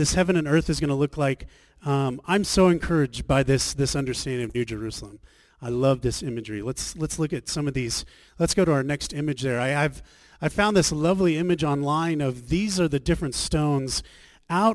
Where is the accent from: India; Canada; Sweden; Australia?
Australia; moved away; also born or lived in Scottsdale, Arizona; we're from Australia